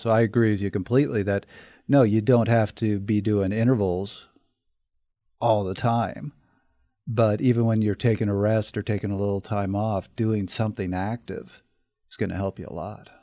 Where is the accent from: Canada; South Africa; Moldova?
Canada; I'm from Canada